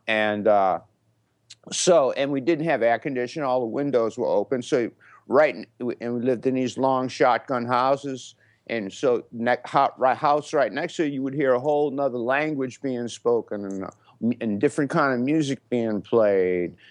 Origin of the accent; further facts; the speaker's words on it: New Orleans, Louisiana, United States; growing up in New Orleans